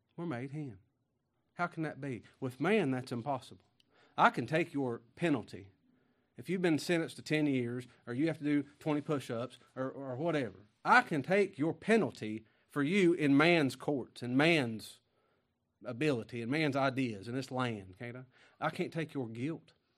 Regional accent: Kentucky, United States; also born or lived in Mississippi; I'm from Kentucky.

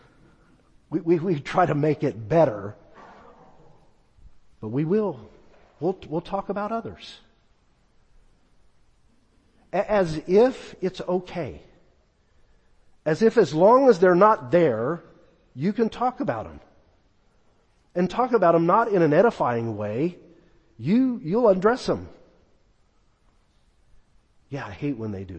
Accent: California, United States; now in Texas, United States; When I was a young boy growing up in California

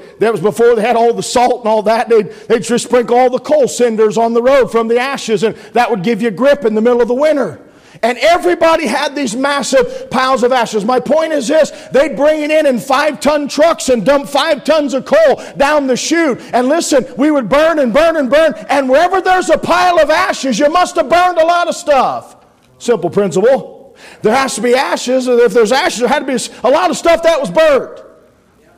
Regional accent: Pennsylvania, United States; I'm from the coal region

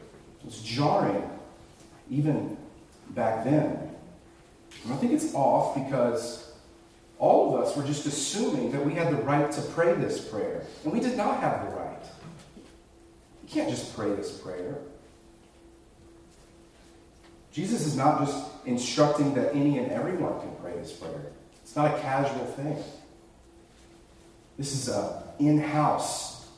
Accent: rural North Carolina, United States; I grew up in the Bible Belt, rural North Carolina

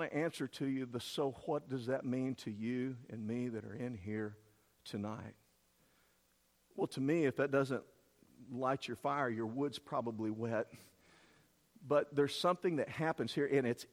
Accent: East Texas, United States; I'm from East Texas

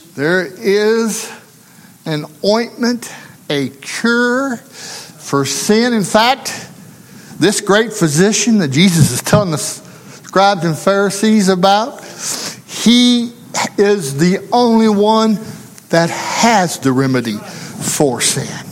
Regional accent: Arkansas, United States; didn't matter to him that I come from Arkansas. Didn't matter that I come from the country

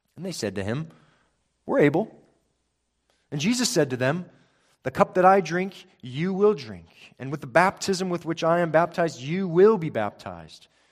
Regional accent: Spokane, Washington, United States; growing up in Spokane, Washington

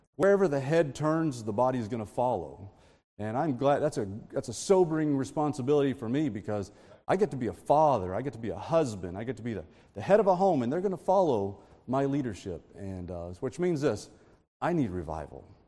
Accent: Texas, United States; I'm from Texas

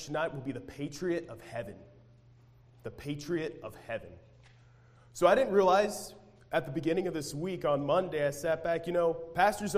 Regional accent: United States; All of us as Americans

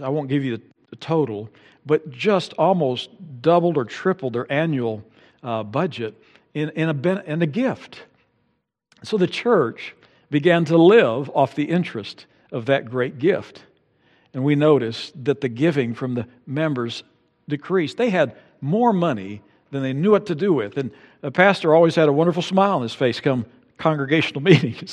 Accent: United States

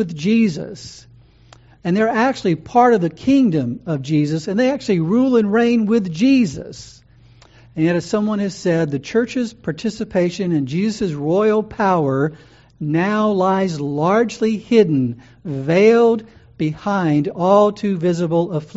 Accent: United States; American Christians

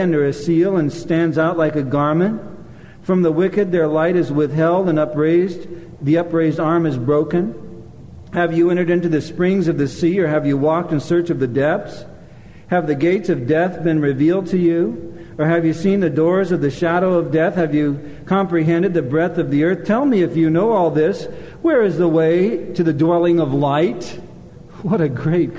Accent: Anaheim and Long Beach, California, United States; moved away; also born or lived in Glendale, California / Michigan / Minneapolis, Minnesota; grew up in Anaheim and Long Beach

